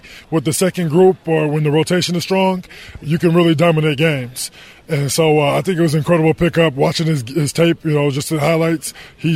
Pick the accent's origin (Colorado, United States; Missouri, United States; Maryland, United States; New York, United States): Colorado, United States; Denver; moved away as an adult; also born or lived in Miami, Florida / Arizona; I grew up in Denver, Colorado, which is a little cold